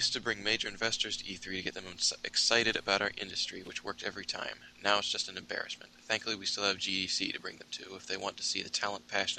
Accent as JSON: {"language": "English", "region": "Tennessee", "country": "United States", "tie": "born or raised there", "also_born_or_lived": "Columbus, Ohio", "said": "I've been in Tennessee most of my life"}